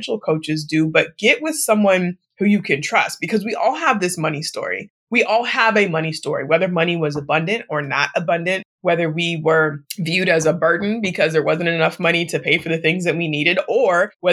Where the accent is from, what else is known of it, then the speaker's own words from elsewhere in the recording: Portland, Oregon, United States; moved away; also born or lived in Midwest; I grew up in Portland, Oregon